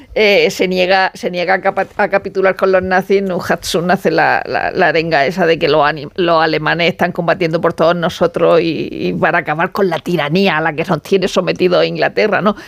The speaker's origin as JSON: {"language": "Spanish", "town": "Murcia", "region": "Region of Murcia", "country": "Spain", "said": "yo soy de Murcia."}